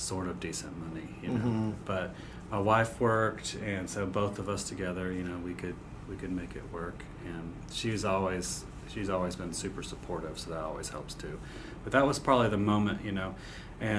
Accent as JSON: {"language": "English", "town": "Jacksonville Beach", "region": "Florida", "country": "United States", "tie": "born or raised there", "also_born_or_lived": "Charlotte, North Carolina", "moved": "as an adult", "said": "I grew up in Jacksonville Beach, Florida"}